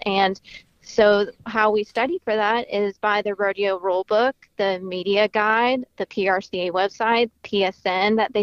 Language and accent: English; Florida, United States; moved away as an adult; now in The Woodlands, United States; I am actually from Florida.